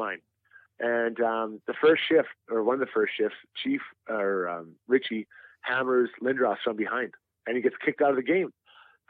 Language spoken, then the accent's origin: English; Edmonton, Alberta, Canada; Edmonton, my hometown.